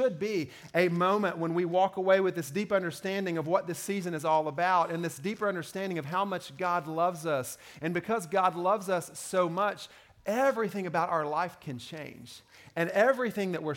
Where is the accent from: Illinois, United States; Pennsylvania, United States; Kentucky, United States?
Kentucky, United States; I grew up in Kentucky